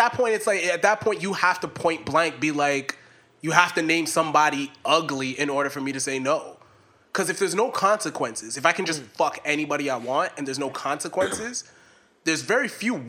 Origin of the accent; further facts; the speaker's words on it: the South, United States; I was from the South.